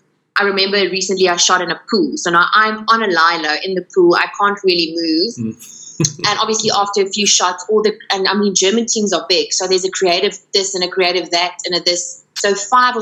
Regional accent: Paarl, Western Cape, South Africa; now in Cape Town, South Africa; but it's also my hometown, Pall.

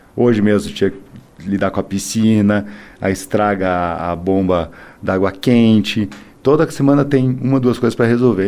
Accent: Curitiba, Paraná, Brazil; a gente é curitibano

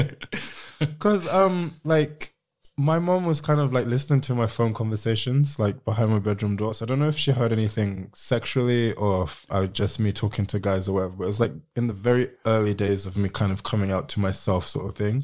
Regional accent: Sierra Leone; I'm from Sierra Leone, which isn't far from Ghana

